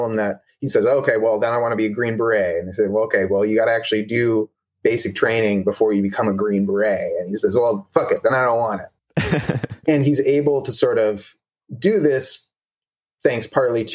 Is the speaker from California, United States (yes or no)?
yes; Bay Area, California, United States; I'm from the Bay Area